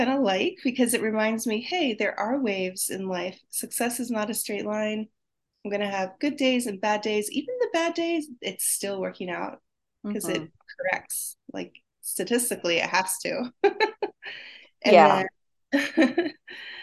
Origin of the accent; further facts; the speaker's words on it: Laguna Beach, California, United States; I'm from Laguna Beach